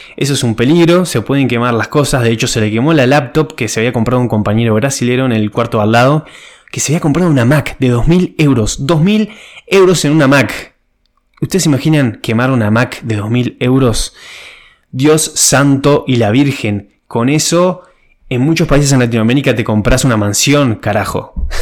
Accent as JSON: {"language": "Spanish", "country": "Uruguay", "moved": "as an adult", "lives_now": "Ireland", "said": "en mi país Uruguay"}